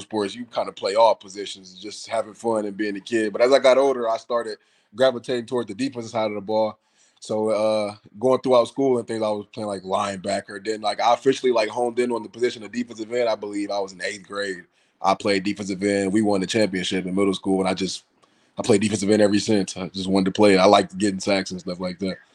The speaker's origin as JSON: {"language": "English", "town": "Savannah", "region": "Georgia", "country": "United States", "tie": "born or raised there", "also_born_or_lived": "Flint, Michigan", "lives_now": "Atlanta, United States", "said": "I moved to, uh, Savannah, Georgia when I was nine years o-, ten years old, I believe, one of the two. And I, I came to move to Atlanta with my father in twenty sixteen"}